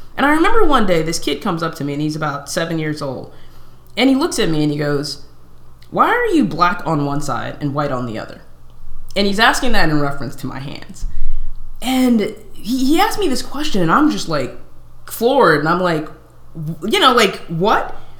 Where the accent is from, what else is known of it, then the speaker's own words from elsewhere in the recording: Southern California, United States; I was born and raised in California for the most part, in Southern Cal